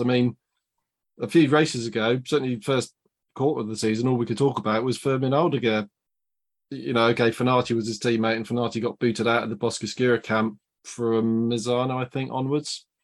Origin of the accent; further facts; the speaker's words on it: United Kingdom; for us as British fans